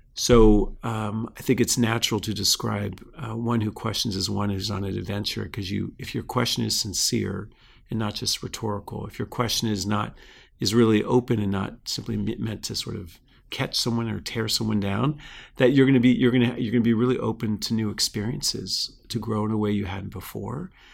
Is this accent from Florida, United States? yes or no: yes; South Florida, United States; now in California, United States; I grew up in Florida, in South Florida, near the coast